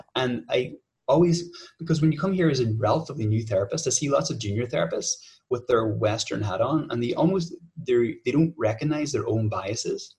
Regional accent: Ireland; I'm from Ireland

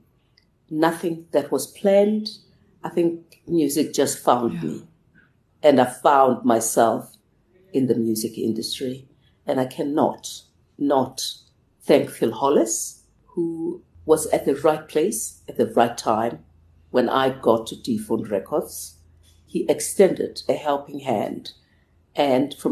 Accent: Soweto, Gauteng, South Africa; as a child growing up in Soweto, there was very little for us

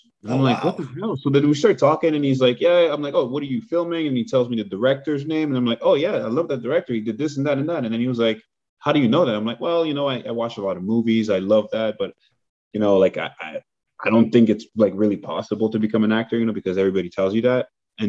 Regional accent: Montreal, Quebec, Canada; moved away as an adult; now in Los Angeles, United States; Born and raised in Montreal.

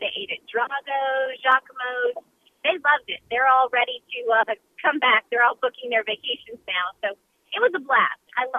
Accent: New Orleans, Louisiana, United States; getting to show off my hometown, as you said, to my NFL on Fox crew, because there's no better city than New Orleans to host people

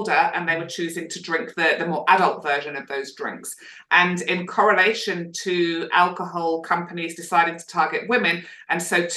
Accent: United Kingdom; now in Australia; as a Brit

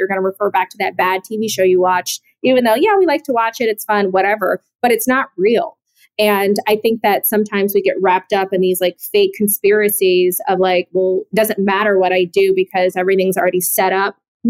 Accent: Atlanta, Georgia, United States; I'm from Atlanta. John Lewis was my congressman, like my entire life, basically.

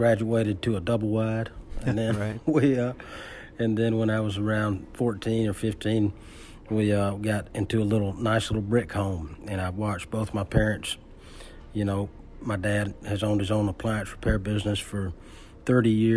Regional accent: Ellaville, Georgia, United States; also born or lived in Americus, Georgia / Richland, Georgia; I from rural South Georgia, I always say I was born in Americus. I grew up in Ellaville, and I was raised in Richland

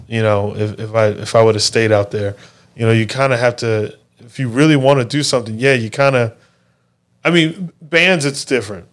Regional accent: Mesa, Arizona, United States; where I grew up in Mesa is a pretty poor area.

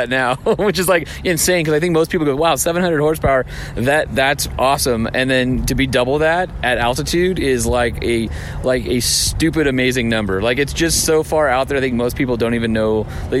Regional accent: Martinsville, Indiana, United States; Martinsville, Indiana.

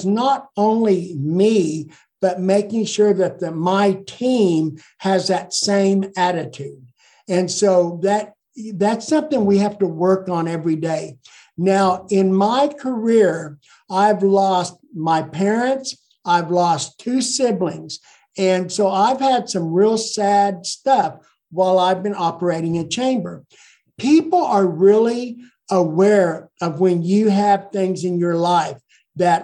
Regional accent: Ponca City, Oklahoma, United States; also born or lived in Blackwell, Oklahoma; I grew up here. I was well known

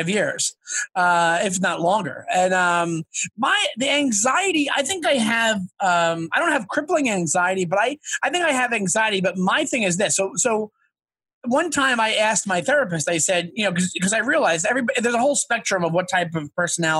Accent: Long Island, New York, United States; I'm a Long Island guy. So I grew up, my whole experience is like the city. So when I got of age, like I grew up like a half hour outside Manhattan

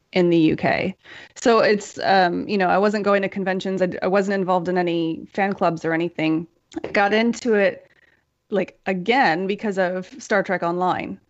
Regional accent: United States; moved away as an adult; also born or lived in Europe; I'm American and I grew up here

